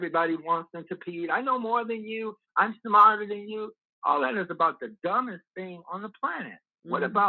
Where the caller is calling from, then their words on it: Chicago, Illinois, United States; I'm calling from Chicago.